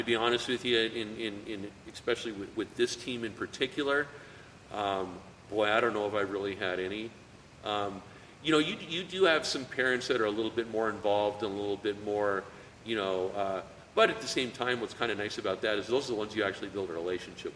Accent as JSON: {"language": "English", "town": "Greeley", "region": "Colorado", "country": "United States", "tie": "born or raised there", "said": "we grew up in the same hometown. You know, we're both from Greeley"}